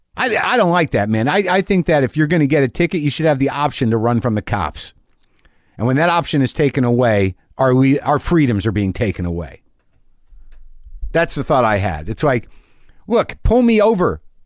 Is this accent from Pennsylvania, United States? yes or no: no; Albuquerque, New Mexico, United States; moved away; my home state of Albuquerque